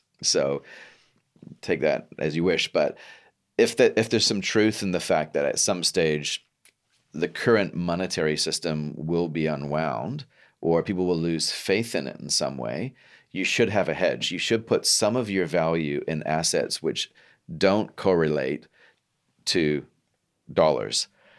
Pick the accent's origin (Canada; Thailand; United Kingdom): Canada; now in New Zealand; I'm from Canada